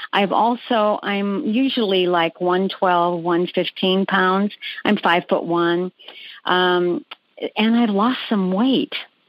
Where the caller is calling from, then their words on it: Peoria, Arizona, United States; Phoenix. I'm in Peoria, Arizona.